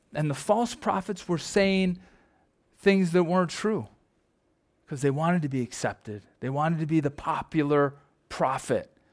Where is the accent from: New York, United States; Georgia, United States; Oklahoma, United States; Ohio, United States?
New York, United States; Perry; I'm from Perry, you know, Archway Cookies or Champion